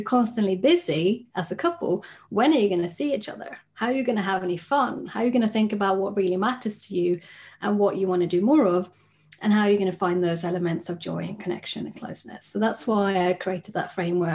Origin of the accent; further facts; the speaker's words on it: Sweden; moved away as an adult; now in United Kingdom; I'm originally from Sweden, where I trained as a psychologist